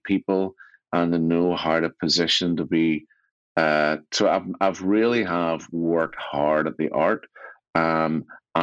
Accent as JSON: {"language": "English", "town": "Belfast", "region": "Northern Ireland", "country": "United Kingdom", "tie": "born or raised there", "said": "I grew up in East Belfast"}